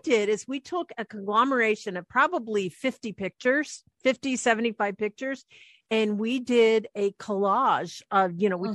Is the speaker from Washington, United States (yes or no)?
yes; Anacortes, Washington, United States; we lived when we grew up in Anacortes and we lived right on the water